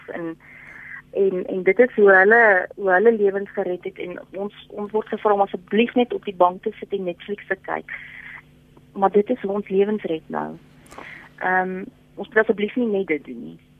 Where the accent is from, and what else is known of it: South Africa